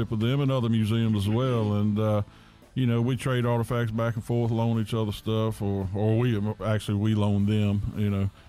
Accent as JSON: {"language": "English", "region": "Virginia", "country": "United States", "said": "from Virginia."}